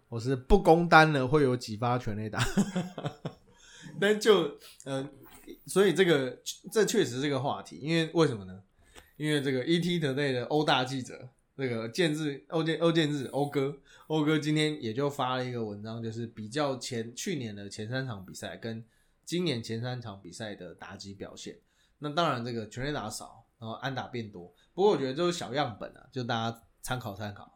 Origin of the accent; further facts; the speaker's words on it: Taiwan; 把我们台湾台湾篮球人最喜欢的天磊给带回来